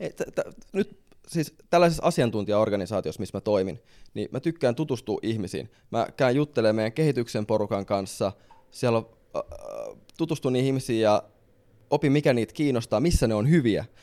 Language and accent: Finnish; Helsinki, Uusimaa, Finland; Mä tuun Helsingistä